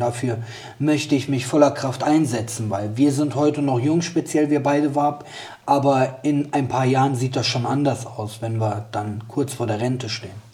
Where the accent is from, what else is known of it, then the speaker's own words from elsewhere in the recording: Bergisch Gladbach, North Rhine-Westphalia, Germany; meine Heimat ist Bergisch Gladbach